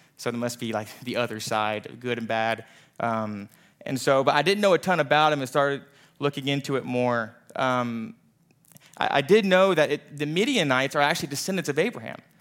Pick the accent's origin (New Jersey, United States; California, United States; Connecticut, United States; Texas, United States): Texas, United States; Katy; also born or lived in Tyler, Texas; I grew up in the Katy area outside of Houston